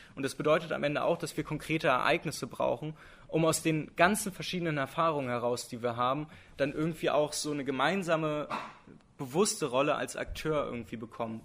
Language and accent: German; Berlin, Germany; ich als Berliner